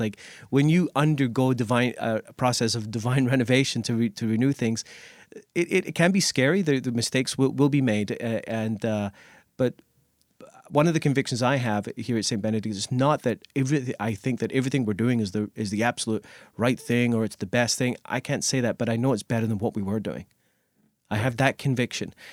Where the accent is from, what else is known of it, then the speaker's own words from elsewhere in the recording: Scotland, United Kingdom; also born or lived in Nova Scotia, Canada; now in Canada; I, I grew up in Scotland and went to Catholic schools